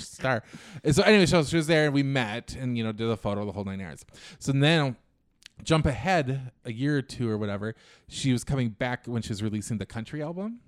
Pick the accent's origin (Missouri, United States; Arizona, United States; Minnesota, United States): Minnesota, United States; Little Falls; moved away as an adult; also born or lived in New York; I'm from Minnesota